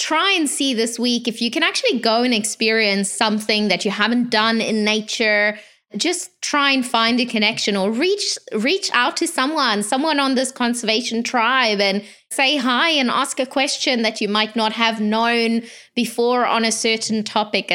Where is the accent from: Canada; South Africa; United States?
South Africa; I'm from South Africa